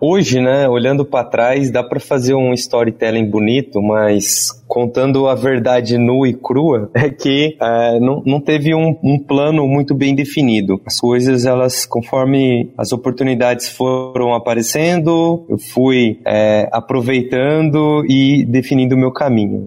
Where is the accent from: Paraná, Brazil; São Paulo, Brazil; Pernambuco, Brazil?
São Paulo, Brazil; interior of; Eu sou do interior de São Paulo